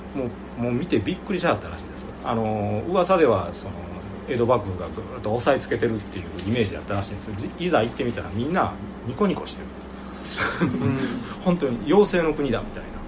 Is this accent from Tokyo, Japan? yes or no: no; Kyoto, Japan; now in Nara, Japan; もともと僕京都の人間でしてほんで奈良に引っ越して